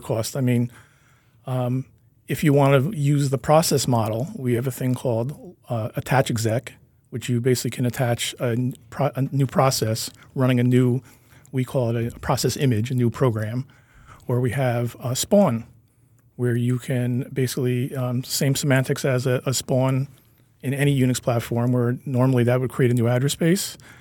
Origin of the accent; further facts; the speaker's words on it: Kingston, New York, United States; I'm a Hudson Valley person. I grew up in Kingston.